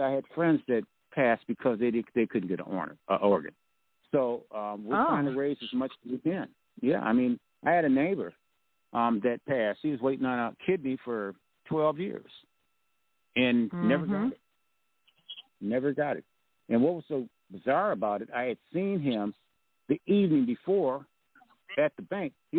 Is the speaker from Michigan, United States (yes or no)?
yes; Grand Rapids, Michigan, United States; born or raised there